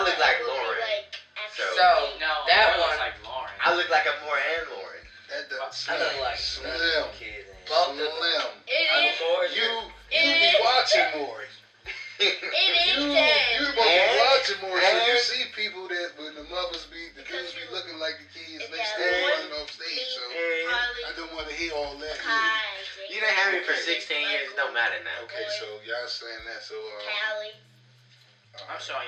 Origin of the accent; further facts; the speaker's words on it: Baltimore, Maryland, United States; I was born in the DMV. I was born in the Baltimore Hospital